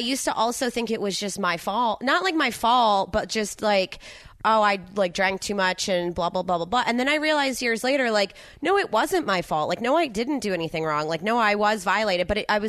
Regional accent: New Jersey, United States; moved away; I'm from South Jersey.

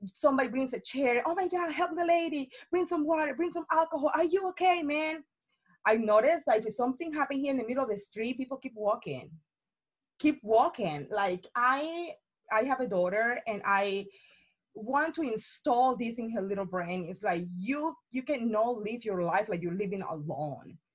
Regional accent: Cartagena, Bolívar, Colombia; English is a second language; moved away as an adult; now in United States; I am born and raised in Colombia, came over here

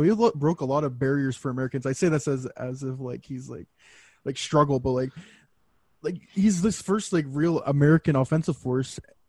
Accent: Canada; being a Canadian

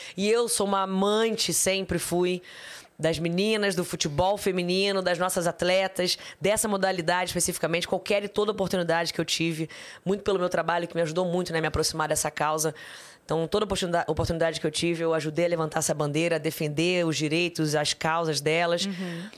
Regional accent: Rio de Janeiro, Brazil; also born or lived in Barra da Tijuca, Rio de Janeiro; Eu nasci em Jacarepaguá, no Rio de Janeiro. Morei lá até meus 12 anos

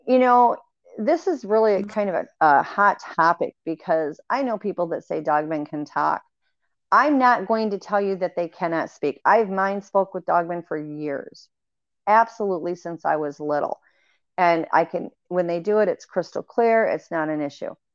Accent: Michigan, United States; moved away; growing up in Michigan, you would have several feet of snow every year

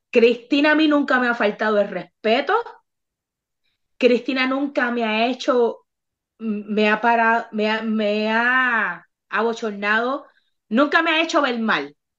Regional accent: Bayamón, Puerto Rico; now in Texas, United States; Yo soy de Bayamón, este es mi pueblo, este es mi barrio

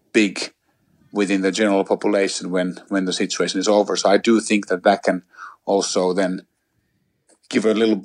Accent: Helsinki, Uusimaa, Finland; I'm originally from Helsinki, which is the capital of Finland. up in Northern Europe, and I grew up there

